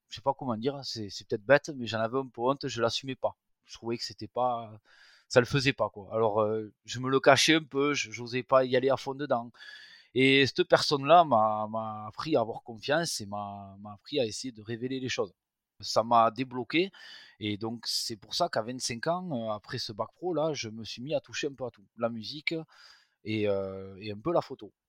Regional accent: Tarbes, Occitania, France; je suis natif de Tarbes, dans les Hautes-Pyrénées

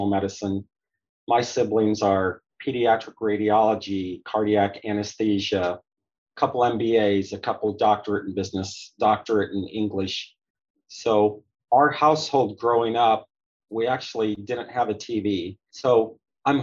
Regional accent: Chattanooga, Tennessee, United States; also born or lived in Michigan / Indiana; now in Orlando, United States; I was technically born in Michigan, but my parents then went to Indiana. My dad got his PhD at Purdue. And so then as a preschooler, first memories in Chattanooga, Tennessee. So I lived in Chattanooga, Tennessee, outside of their Collegedale

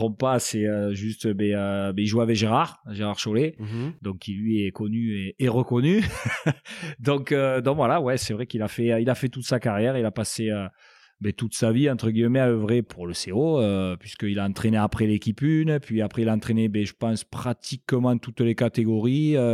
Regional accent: Apulia, Italy; now in France; Donc, il fallait savoir je suis originaire des Pouilles. Euh, c'est dans les, euh, vraiment dans le sud de l'Italie, dans la botte, dans le talon.

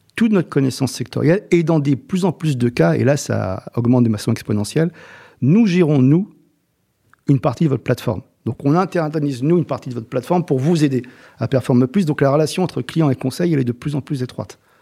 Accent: Rome, Lazio, Italy; also born or lived in Salento; now in France; je suis né à Rome et toute ma famille est du Salento

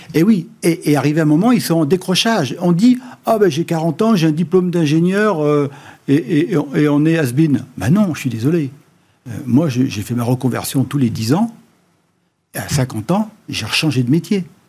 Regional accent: Noirmoutier-en-l'Île, Pays de la Loire, France; je viens de Normoutier

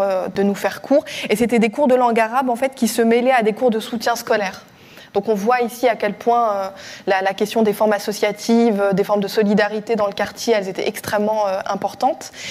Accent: Strasbourg, Grand Est, France; dans ma ville natale, à, Strasbourg

